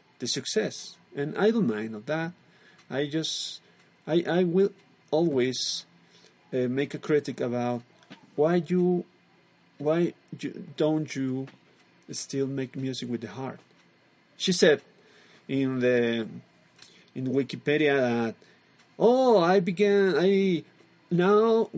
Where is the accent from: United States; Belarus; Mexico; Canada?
Mexico; English is a second language; We are from Mexico